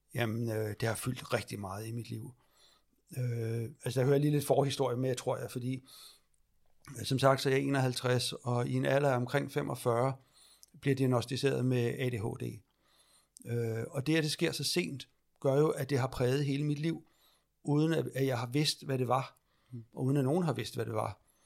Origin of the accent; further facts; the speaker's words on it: Lejre, Zealand, Denmark; also born or lived in Iran; jeg er adopteret fra Iran, ja. øh, og jeg er født i 71, så det er omkring 73, jeg kommer til Danmark. Mm og ude på landet, ude ved lejre